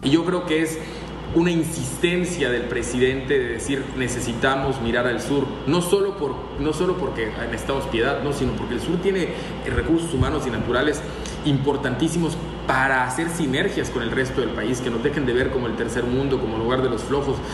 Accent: southern Mexico / Yucatán Peninsula, Mexico; nosotros, la, gente que habita esta región de México

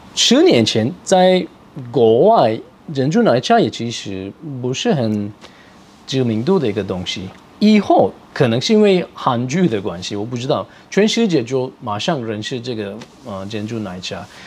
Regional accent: Turkey; Chinese is a second language; now in Taiwan; 我是来自土耳其

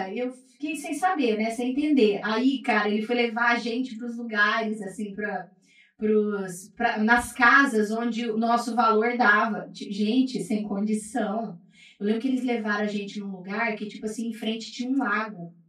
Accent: Maringá, Paraná, Brazil; also born or lived in Pará; E aí eu fui criada então, né? Praticamente criada aqui no Paraná, mas eu sou paraense

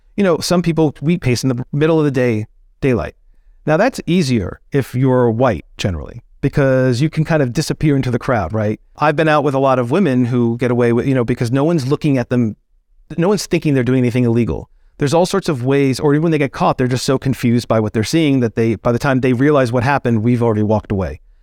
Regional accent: outside of New York City, United States; growing up outside of New York City, during that time period

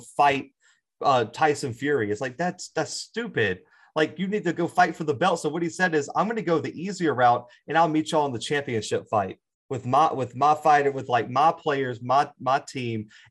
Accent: Southern Alabama, United States; I'm a Southern guy too. I'm from Southern Alabama.

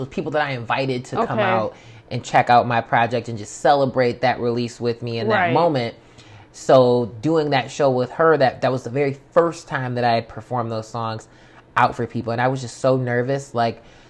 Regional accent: Pontiac, Michigan, United States; now in Warren, United States; I live in Warren technically now, but I'm from Pontiac

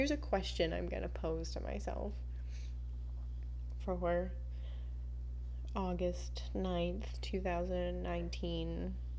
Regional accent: the Florida Keys, United States; moved away; not living in the Keys, growing up in the Keys

